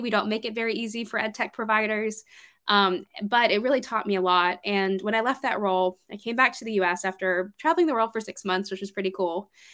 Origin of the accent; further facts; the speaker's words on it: Georgia, United States; moved away as an adult; also born or lived in New York City; I moved up from Georgia, which is where I'm from